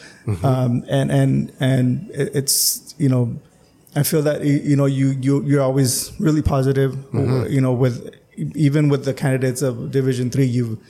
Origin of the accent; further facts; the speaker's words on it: Calexico, California, United States; And I'm from Calexico.